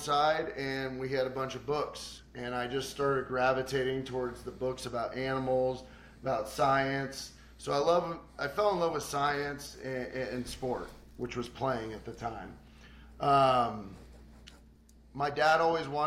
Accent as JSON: {"language": "English", "town": "Kansas City", "region": "Missouri", "country": "United States", "tie": "born or raised there", "said": "Born and raised in Kansas City, Missouri"}